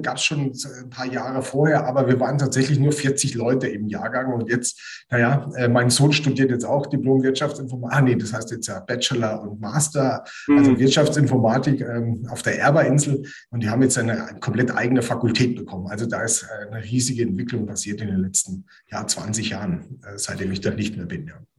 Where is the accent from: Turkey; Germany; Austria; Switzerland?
Germany; near Heidelberg, Kraichgau, Baden-Württemberg; moved away as an adult; now in Bamberg, Germany; Bin äh, aufgewachsen in der Nähe von Heidelberg im Kraichgau.